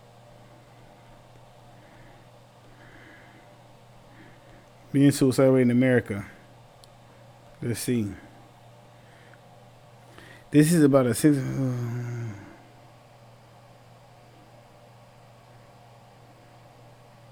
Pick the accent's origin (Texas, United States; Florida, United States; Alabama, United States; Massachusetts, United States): Texas, United States; San Antonio; when I was younger, right, growing up in San Antonio, Texas